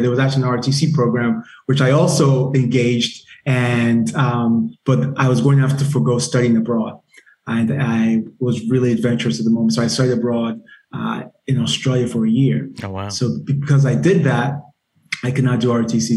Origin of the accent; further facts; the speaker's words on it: Nigeria; moved away; also born or lived in Germany; I'm Nigerian